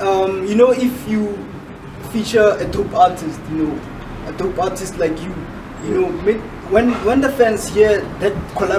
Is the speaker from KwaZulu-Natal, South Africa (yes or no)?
no; Kagiso, Gauteng, South Africa; I'm from Kagiso.